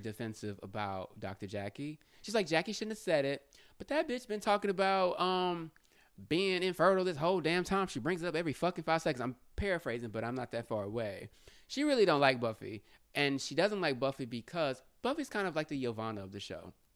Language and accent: English; Houston, Texas, United States; I'm from Houston